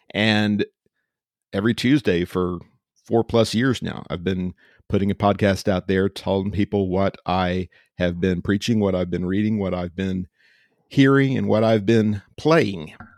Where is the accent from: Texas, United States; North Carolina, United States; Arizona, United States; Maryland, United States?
Texas, United States; Austin; also born or lived in Georgetown, Texas; I am a native, native to Central Texas. I grew up in Austin way back in the day and, uh, moved back here